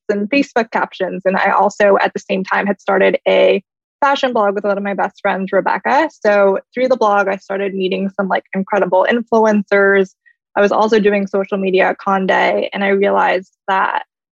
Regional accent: Columbus, Ohio, United States; moved away as an adult; also born or lived in New York; I grew up in Columbus, Ohio, so definitely not a big city or anything like

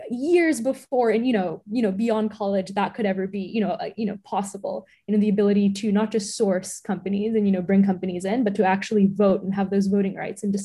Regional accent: Boston, Massachusetts, United States; also born or lived in New York City; And I was born in New York City, and then they decided to raise us in the suburbs of Boston. So, and that's where I am right now.

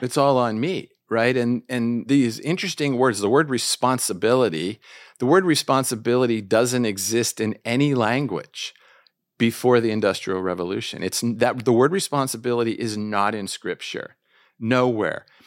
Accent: Washington, District of Columbia, United States; moved away as an adult; also born or lived in Jordan; I'm from Washington, D C

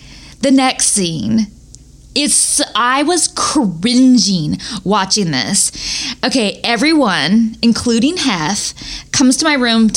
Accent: Northern California, United States; I am from Northern California

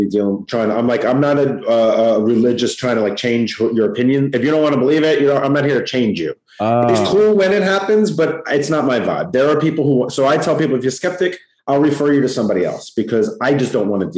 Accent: Long Island, New York, United States; accent: New York; I'm from Long Island, New York

